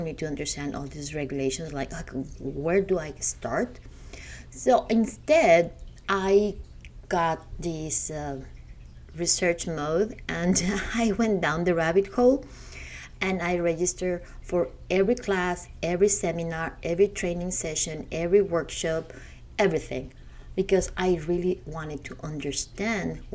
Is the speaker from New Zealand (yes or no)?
no; Mexico; moved away as an adult; now in United States; I am from Mexico